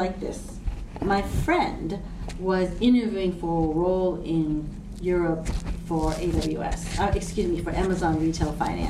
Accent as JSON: {"language": "English", "country": "Hong Kong", "tie": "born or raised there", "said": "Okay, so this is terrible, but growing up in Hong Kong"}